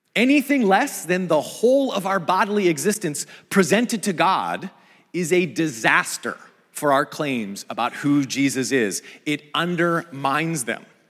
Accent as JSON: {"language": "English", "region": "Pacific Northwest", "country": "United States", "tie": "born or raised there", "moved": "yes", "said": "I grew up in the Pacific Northwest, in view of the mountains and close to the Pacific"}